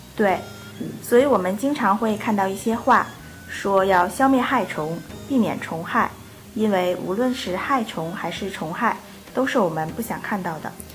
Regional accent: South Korea; 我是来自韩国的

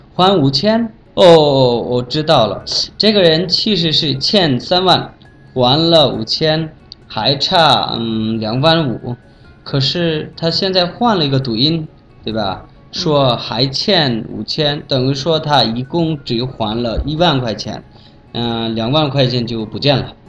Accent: Bangladesh; Chinese is a second language; 我是来自孟加拉国的

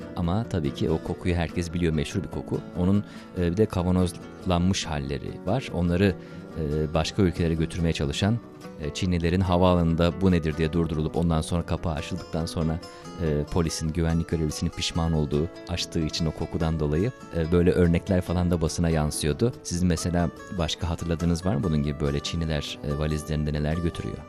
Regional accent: Turkey; now in China; Çin'de yaşayan bir Türk olarak

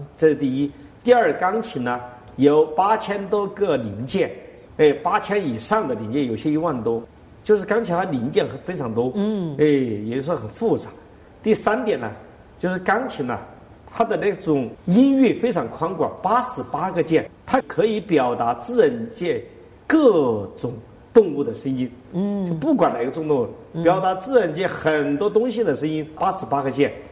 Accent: China; 我们中国人

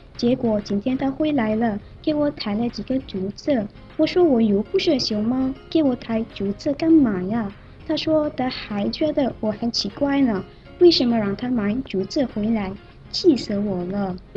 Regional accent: Malaysia; 我是来自马来西亚的

